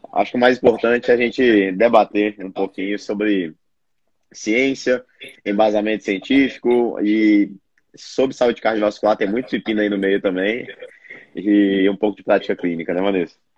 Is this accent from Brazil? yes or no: yes; Brasília, Federal District, Brazil; sou nutricionista, sou de Brasília